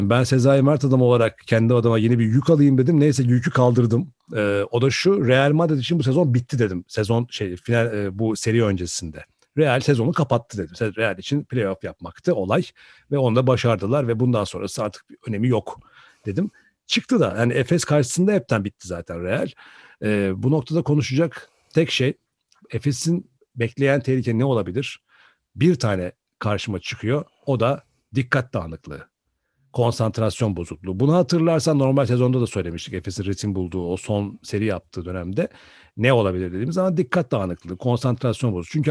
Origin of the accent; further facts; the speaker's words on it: Turkey; bir Türkiye'li olarak baktığın zaman da e, hoşuna giden bir e, eseri sahneye koyuyorlar açıkçası.